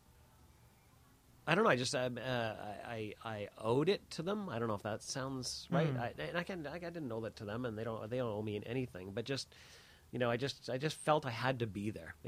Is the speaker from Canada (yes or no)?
yes; Canada; our DNA as a Canadian